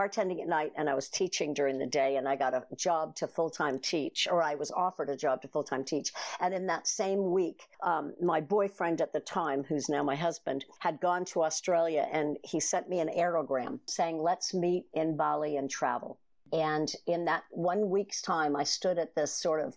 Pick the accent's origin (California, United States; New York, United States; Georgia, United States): California, United States; Bay Area; now in New Zealand; I was raised in the Bay Area with a workaholic father and an alcoholic mother.